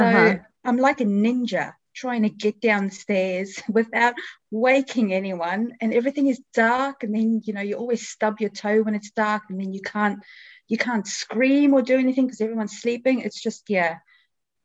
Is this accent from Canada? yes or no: no; South Africa; also born or lived in New Zealand; now in England; I was originally born and raised in South Africa